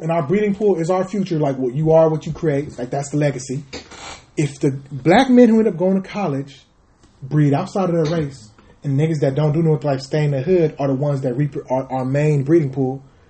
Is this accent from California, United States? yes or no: yes; Compton, California, United States; And I'm not just from Compton.